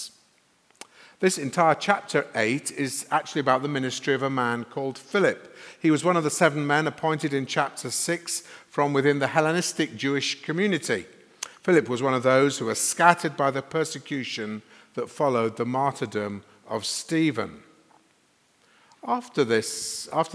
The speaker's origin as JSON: {"language": "English", "town": "Sheffield", "region": "Yorkshire and the Humber", "country": "United Kingdom", "tie": "born or raised there", "also_born_or_lived": "London", "moved": "as an adult", "lives_now": "Sheffield, United Kingdom", "said": "I was a minister in London for 30 years, but I grew up in Sheffield, so Christina and I have come back here"}